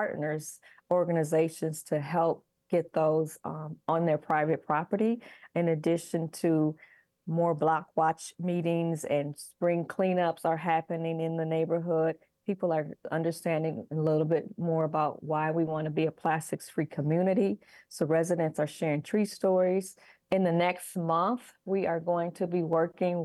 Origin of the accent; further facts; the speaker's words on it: Milwaukee, Wisconsin, United States; I grew up in Sherman Park. I am currently a Sherman Park resident